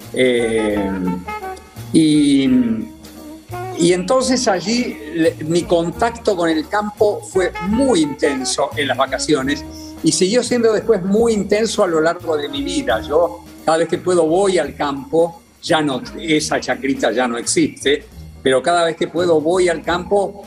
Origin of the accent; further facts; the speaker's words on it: Ramos Mejía, Buenos Aires Province, Argentina; yo soy de, ah, de, de Buenos Aires. Buenos Aires, en algún momento de un lado de la General Paz, Ramos Mejía